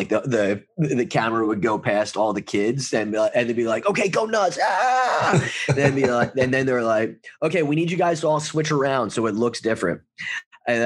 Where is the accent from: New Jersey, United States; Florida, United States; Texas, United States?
New Jersey, United States; near Atlantic City; I grew up near Atlantic City